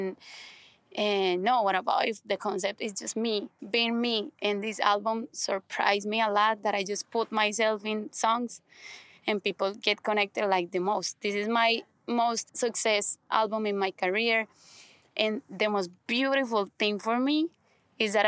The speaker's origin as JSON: {"language": "English", "country": "Colombia", "second_language": "English", "said": "I'm from Colombia"}